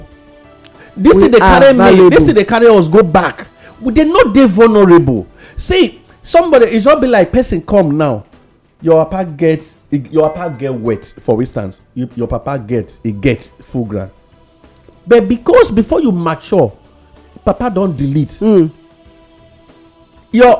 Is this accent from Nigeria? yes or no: yes; Nigeria; I am a Nigerian